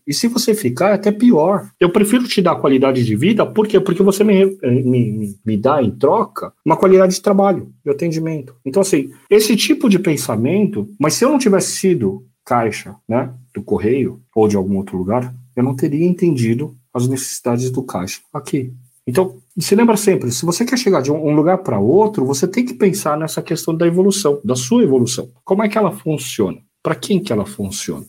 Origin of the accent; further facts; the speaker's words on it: Brazil; eu sou brasileiro